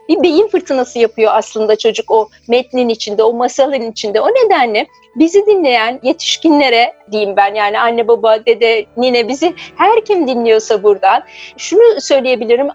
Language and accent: Turkish; Ankara, Turkey; ben Ankara'da büyüdüm. Çocukluğum Ankara'da geçti.